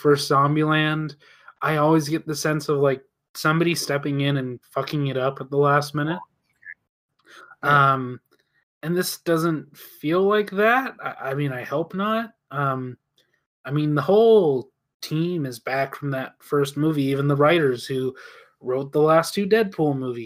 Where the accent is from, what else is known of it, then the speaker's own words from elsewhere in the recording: United States; as an American